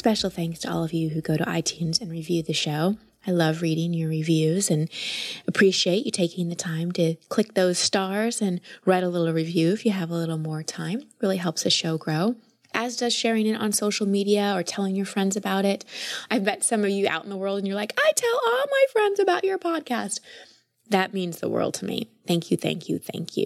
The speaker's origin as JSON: {"language": "English", "town": "Dallas", "region": "Texas", "country": "United States", "tie": "born or raised there", "said": "I grew up in Dallas"}